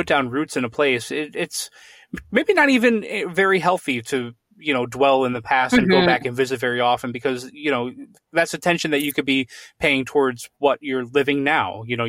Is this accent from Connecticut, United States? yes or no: yes; Connecticut, United States; moved away as an adult; now in Pennsylvania, United States; my wife and I gave serious thought to moving away from Pennsylvania, because I'm from Connecticut originally.